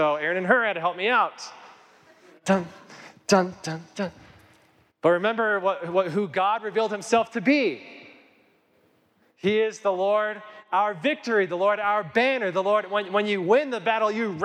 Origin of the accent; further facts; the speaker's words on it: Kit Carson, Colorado, United States; now in Colorado Springs, United States; grew up in Kit Carson, Colorado, a town of 300 people